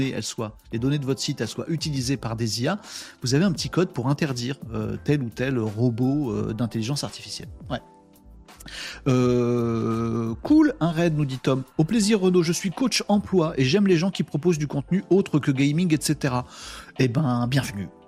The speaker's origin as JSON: {"language": "French", "region": "Hauts-de-France", "country": "France", "tie": "born or raised there", "said": "Nous, à la Saint-Nicolas, quand j'étais môme dans le Nord, on se balançait, c'était, c'était le bazar."}